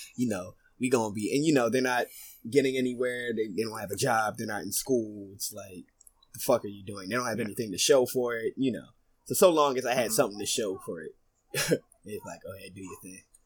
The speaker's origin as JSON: {"language": "English", "town": "Philadelphia", "region": "Pennsylvania", "country": "United States", "tie": "born or raised there", "said": "I grew up in North Philly, um, Badlands"}